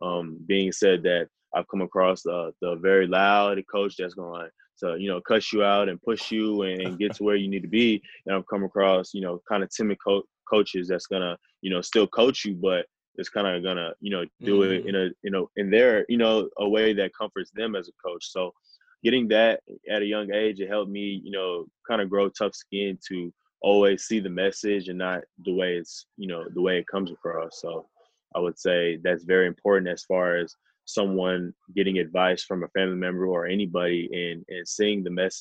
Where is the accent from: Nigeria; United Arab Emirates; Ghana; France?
Nigeria; Being a Nigerian and coming from our culture, my parents actually instilled a lot of great things into me.